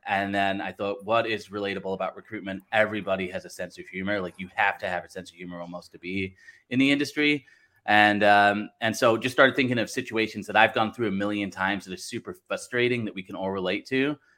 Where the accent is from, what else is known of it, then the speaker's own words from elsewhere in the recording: Blackpool, North West England, United Kingdom; also born or lived in Southern California, United States; now in Wisconsin, United States; I'm actually originally from Blackpool in England. Live in uh, Wisconsin now uh, in the U.S. and then uh, lived in like Southern California as well.